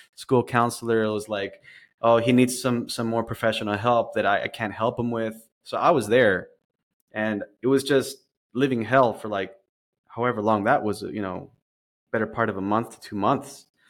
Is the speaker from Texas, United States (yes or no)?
yes; Dallas, Texas, United States; moved away as an adult; now in San Diego, United States; I was born in Dallas, Texas. Um, I'm a transplant to the downtown San Diego area. So I've been here for about, uh, about five years now.